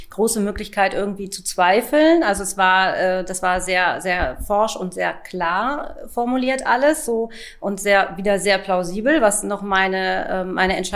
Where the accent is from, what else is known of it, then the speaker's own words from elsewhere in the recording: Hanover, Lower Saxony, Germany; Ich komme aus dem Großraum Hannover und ich bin im Außendienst tätig.